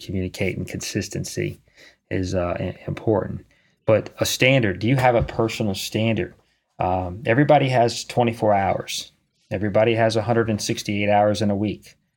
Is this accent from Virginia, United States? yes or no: yes; Charlottesville, Virginia, United States; moved away; I'm from Charlottesville